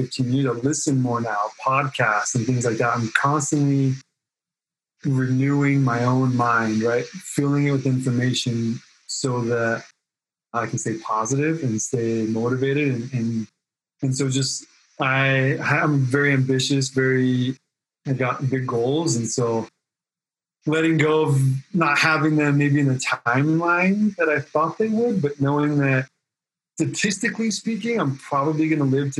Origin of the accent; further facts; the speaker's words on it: Oregon, United States; also born or lived in California; now in Reno, United States; I grew up on the West Coast, so high school in Oregon.